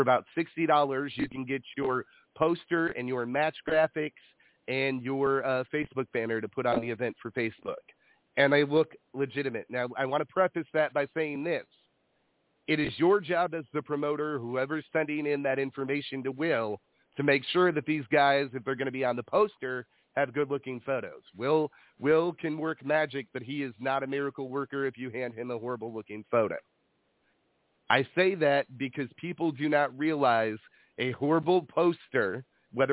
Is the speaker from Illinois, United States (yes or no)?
yes; Illinois, United States; now in California, United States; I come from Illinois.